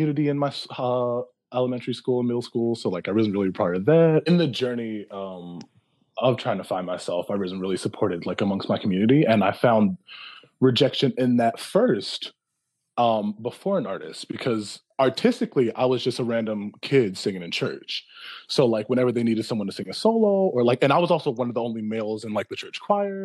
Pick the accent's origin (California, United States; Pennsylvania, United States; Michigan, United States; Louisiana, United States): Pennsylvania, United States; Philadelphia; I'm from Philly, like born and raised